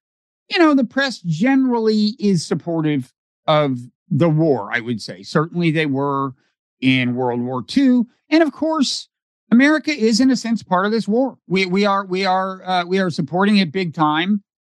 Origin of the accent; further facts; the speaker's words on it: United States; I'm an American citizen.